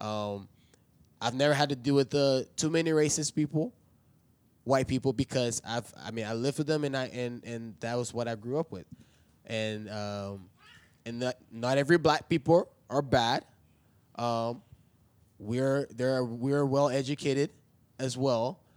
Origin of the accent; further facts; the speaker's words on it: East Tennessee, United States; I grew up in East Tennessee